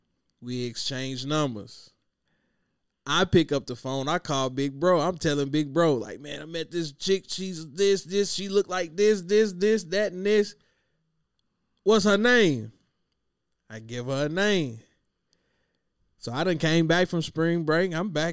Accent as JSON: {"language": "English", "region": "Kentucky", "country": "United States", "said": "I'm from Kentucky"}